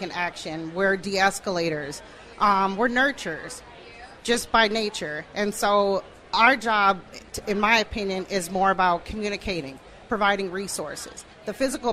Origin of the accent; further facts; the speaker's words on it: Minneapolis, Minnesota, United States; I'm born and raised in Minneapolis, South Minneapolis